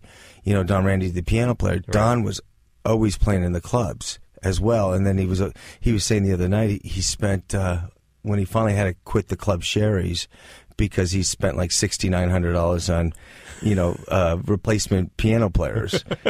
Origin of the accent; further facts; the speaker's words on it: Northridge, California, United States; Well, I grew up in the Valley, in Northridge.